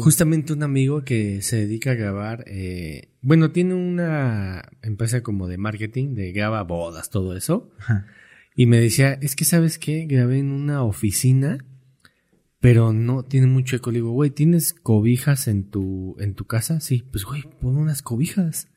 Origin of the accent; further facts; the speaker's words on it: Mexico; como mexicanos